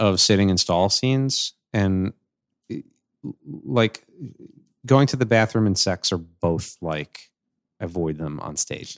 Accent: New York City, New York, United States; I grew up on Staten Island

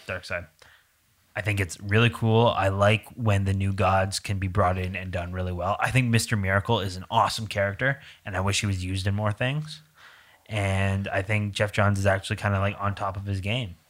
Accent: Canada; I'm Canadian

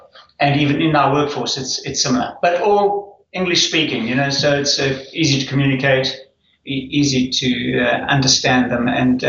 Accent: Auckland, New Zealand; I used to say, I'm from New Zealand, and they'd say, where's that? And I'd say, Auckland.

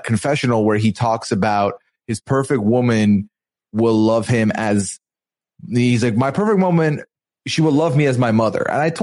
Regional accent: Dubai, United Arab Emirates; I come from, you know, born and raised in Dubai

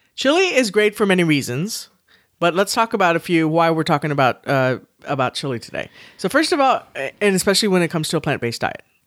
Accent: Texas, United States; accent: Southern; we're from Texas

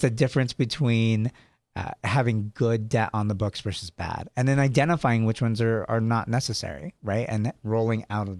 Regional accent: San Jose, California, United States; also born or lived in Sacramento / Henderson; I was born in San Jose, I lived in Sacramento for a while

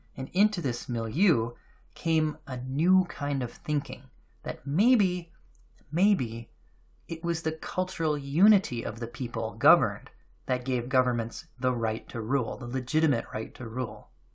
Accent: United States; myself as an American

